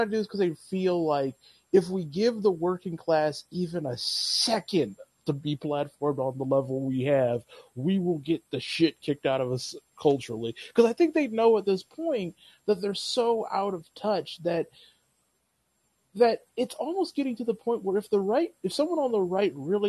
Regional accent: Lansing, Michigan, United States; born or raised there

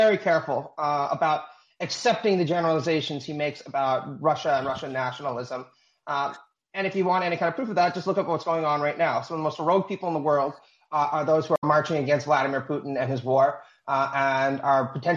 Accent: Canada; as a Canadian

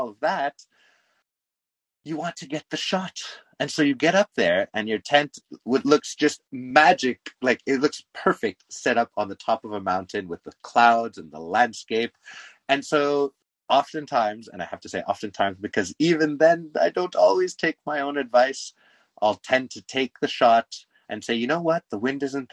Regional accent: Canada; I am Canadian

